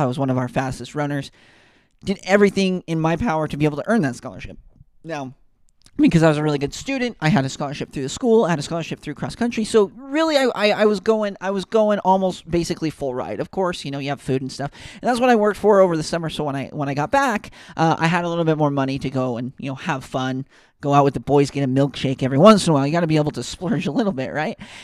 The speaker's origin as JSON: {"language": "English", "town": "Ogden", "region": "Utah", "country": "United States", "tie": "born or raised there", "said": "I grew up in Ogden, Utah, next to Weber State."}